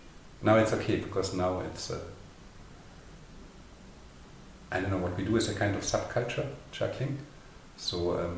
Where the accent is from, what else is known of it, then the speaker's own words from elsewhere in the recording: Konstanz, Baden-Württemberg, Germany; now in Berlin, Germany; my hometown, which is like much, much smaller in the south of Germany.